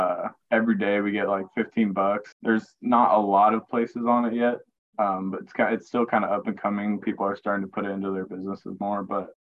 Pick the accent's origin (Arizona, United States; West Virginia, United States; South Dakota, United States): Arizona, United States; Chandler; moved away as an adult; now in Texas, United States; So born and raised in Arizona. Chandler is about 30 minutes south of Phoenix. Lived in the same house 17 years, never moved out of there.